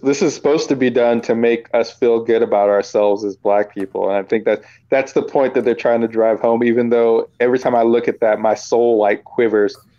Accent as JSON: {"language": "English", "region": "Virginia", "country": "United States", "moved": "yes", "said": "I was from Virginia"}